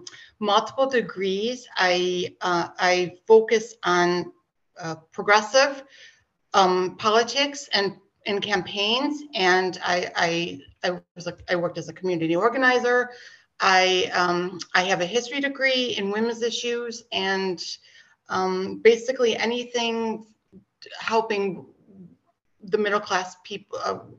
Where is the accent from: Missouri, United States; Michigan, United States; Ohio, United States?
Michigan, United States; moved away as an adult; also born or lived in San Francisco Bay Area, California; now in Germany; I was born and raised in Michigan, but I lived from the last thing I did in Michigan was my husband and I were married, and then we moved to California, the San Francisco Bay Area